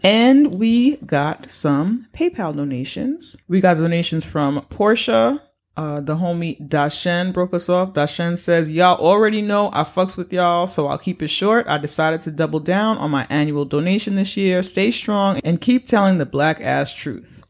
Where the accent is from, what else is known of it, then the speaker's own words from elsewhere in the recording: New York, United States; I'm a New Yorker